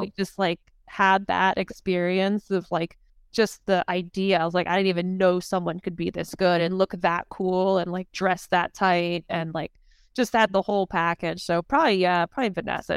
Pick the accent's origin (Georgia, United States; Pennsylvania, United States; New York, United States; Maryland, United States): Maryland, United States; I grew up in Maryland